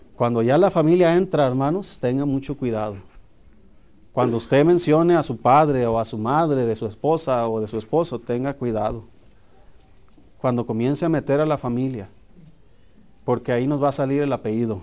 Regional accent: Hermosillo, Sonora, Mexico; yo recuerdo cuando era niño, eh, en Hermosillo jugábamos fútbol en la calle.

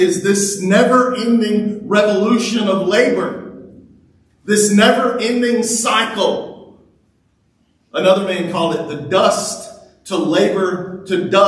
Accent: Louisiana, United States; now in Texas, United States; I grew up in Louisiana where we had big rivers. Here, when we moved to Texas

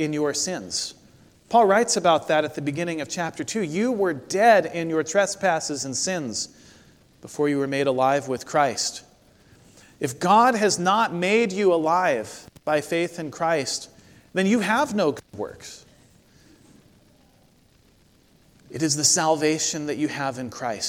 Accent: Corvallis, Oregon, United States; my hometown of Corvallis, Oregon

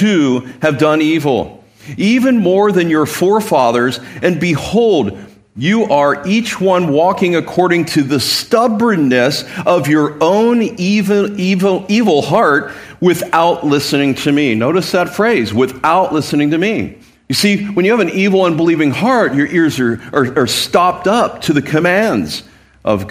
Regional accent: Midwest, United States; now in San Diego, United States; I grew up in the Midwest

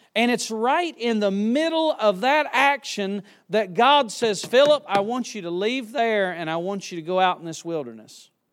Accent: Yadkinville, North Carolina, United States; I was born and raised near Yadkinville, North Carolina

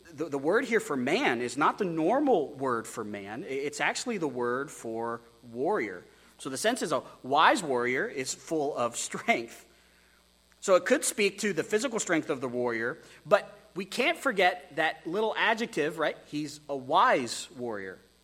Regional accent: Texas, United States; also born or lived in Wyoming; As an American who's from Wyoming, who grew up in Texas

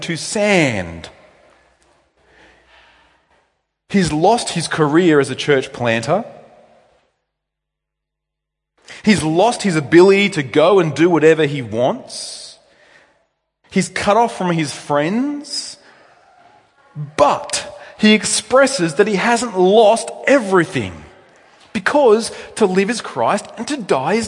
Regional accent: New South Wales, Australia; moved away as an adult; now in Victoria, Australia; I'm from New South Wales originally.

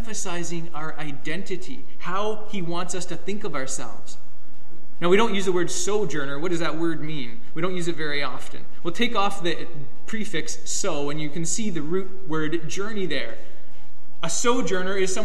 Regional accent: Canada; also born or lived in United States; as Canadian citizens in the States

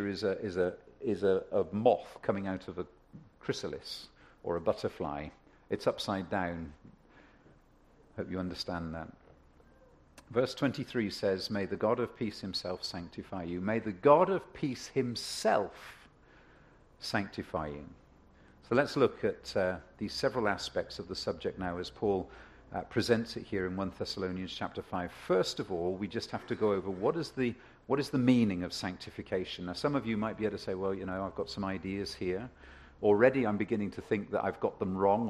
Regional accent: England, United Kingdom; also born or lived in Ontario; now in Canada; I come from England

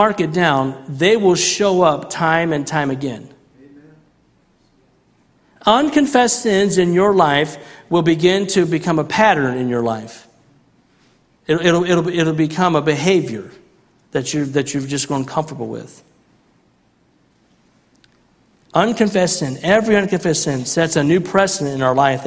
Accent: Central Illinois, United States; growing up in Central Illinois

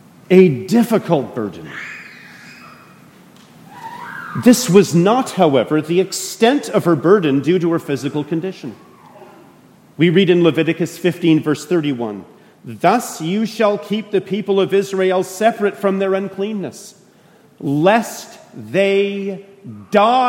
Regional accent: Canada; moved away as an adult; now in United States; I'm a Canadian

